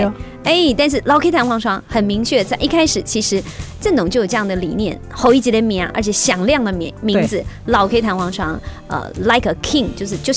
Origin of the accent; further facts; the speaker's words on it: Taoyuan, Taiwan; 特别是身为台湾人，